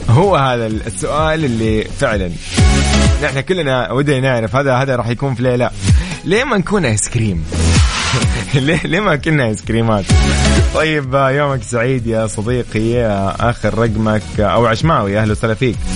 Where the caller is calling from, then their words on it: Mecca, Makkah Province, Saudi Arabia; درجة الحرارة عندنا في مكة 46 … من مكة أشارك معكم للمرة الثانية